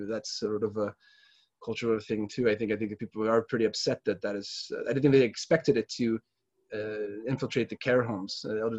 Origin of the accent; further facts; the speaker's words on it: United States; moved away as an adult; now in Gothenburg, Sweden; I'm American originally. I'm a dual citizen now, but I've lived here since about 2005.